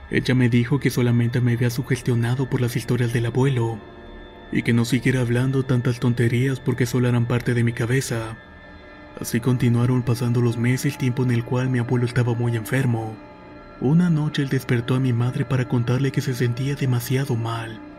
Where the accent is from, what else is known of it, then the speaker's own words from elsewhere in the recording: Veracruz, Mexico; quiero contar algo que me pasó cuando tenía 6 años. Soy originaria de México y en las vacaciones solíamos ir al pueblo de mi madre que se encuentra en Veracruz.